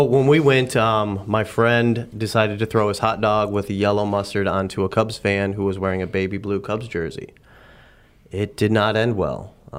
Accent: Lake Zurich, Illinois, United States; moved away as an adult; now in Houston, United States

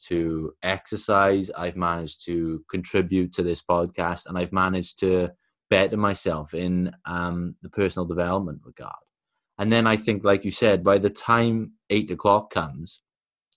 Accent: Wales, United Kingdom; I'm from Wales, I can't speak Welsh fluently, but you're often, you know, given phrases and certain things growing up

